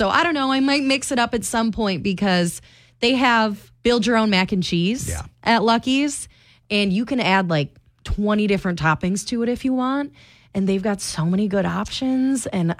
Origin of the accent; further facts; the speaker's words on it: Michigan, United States; now in Cedar Rapids, United States; I'm from Michigan